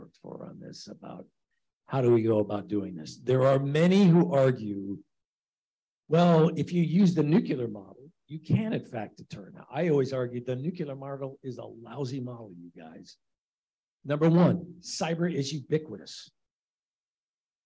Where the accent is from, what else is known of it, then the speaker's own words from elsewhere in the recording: Chicago, Illinois, United States; as a Chicagoan